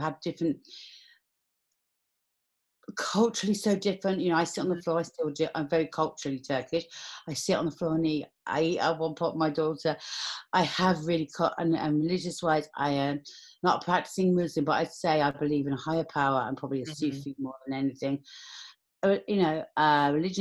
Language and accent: English; London, United Kingdom; I was born in Camden Town in 1972.